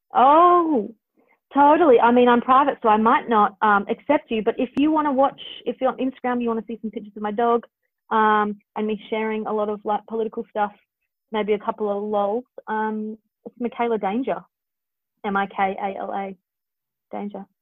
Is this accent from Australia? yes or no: yes; Perth, Western Australia, Australia; now in Sydney, Australia; the longer I'm away from Perth, the more I'm like, it's a wonderful place to live